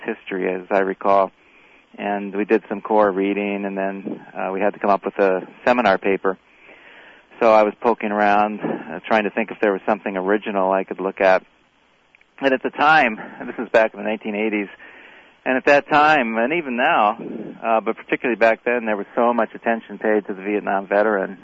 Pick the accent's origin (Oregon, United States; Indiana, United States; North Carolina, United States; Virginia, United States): Indiana, United States; Crawfordsville; also born or lived in South Korea; I was in Crawfordsville, Indiana, which is essentially where I grew up